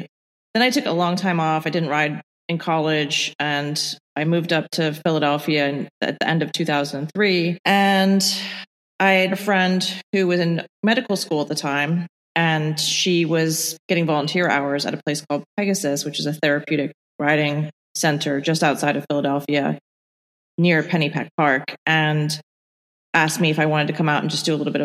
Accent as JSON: {"language": "English", "country": "Ireland", "tie": "born there", "also_born_or_lived": "Bahamas / England", "moved": "yes", "said": "I was born in Ireland and grew up in a bunch of different places"}